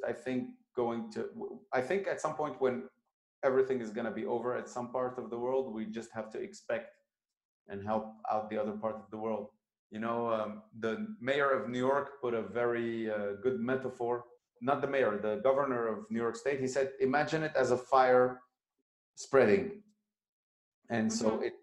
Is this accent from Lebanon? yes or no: yes; Lebanon; moved away; Lebanon, my home country